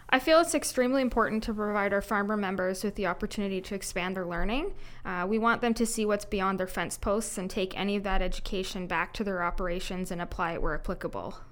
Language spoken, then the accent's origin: English; Clarksburg, Ontario, Canada; I grew up on a small mixed farm near Clarksburg, Ontario.